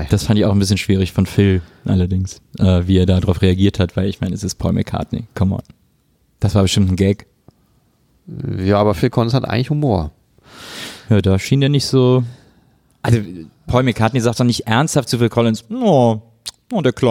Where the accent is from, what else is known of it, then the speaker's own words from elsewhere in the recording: Rhineland, Germany; moved away; komme ja eigentlich auch aus dem Rheinland.